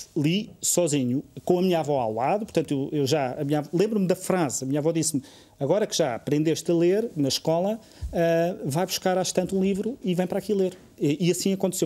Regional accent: Covilhã, Centro, Portugal; moved away; vivo, vivi e cresci na Covilhã

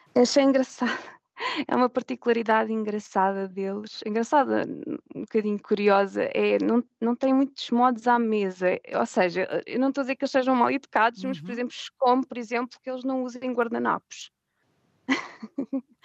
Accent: Portugal; moved away as an adult; also born or lived in Germany / Spain / England / Reading; now in Reykjavik, Iceland; Eu saí de Portugal porque consegui uma bolsa para fazer um mestrado

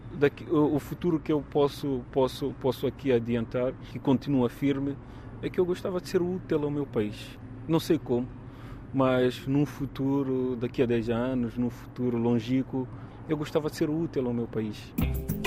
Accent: Maputo, Mozambique; moved away as an adult; also born or lived in Lisbon, Portugal; now in Faro, Portugal; Eu nasci em, eh, em Maputo, num dos maiores subúrbios de Maputo, que é Bairro de Xamanculo. Fiz o meu ensino primário e secundário lá, fiz a universidade em Maputo

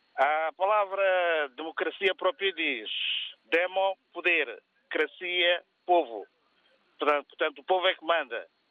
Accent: São Tomé & Príncipe; Eu sou de Santo Meio Príncipe.

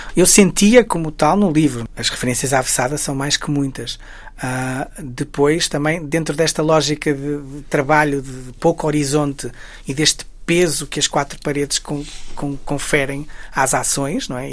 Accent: Guimarães, Norte, Portugal; Eu sou, sou, sou de Guimarães, sou do Entre Douro e Minho

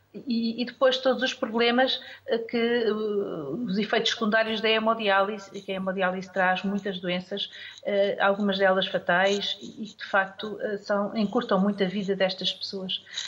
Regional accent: Portugal

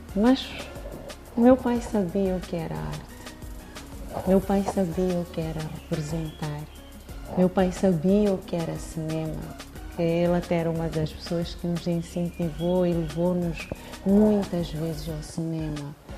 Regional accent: Mozambique; no bairro onde eu cresci, onde eu nasci

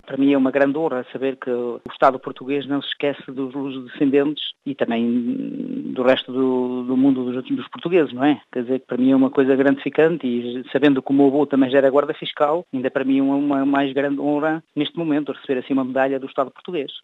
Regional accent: Luxembourg; eu nasci cá no Luxemburgo e fiz cá alguns estudos

